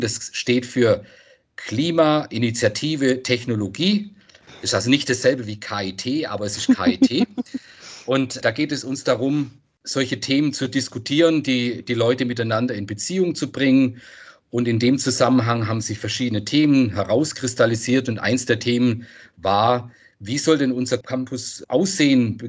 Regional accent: Freiburg, Baden-Württemberg, Germany; ich komme aus Freiburg, da gibt es diese Bächle

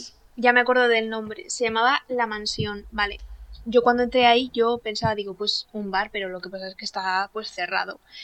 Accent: Castilla-La Mancha, Spain

